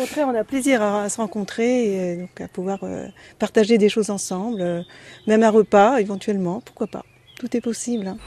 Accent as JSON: {"language": "French", "town": "Angers", "region": "Pays de la Loire", "country": "France", "also_born_or_lived": "seaside (unspecified)", "moved": "as an adult", "lives_now": "Mayenne, France", "said": "je suis citadine au départ. Euh, mais la campagne, c'est vrai que j'ai toujours aimé. Je viens d'Angers."}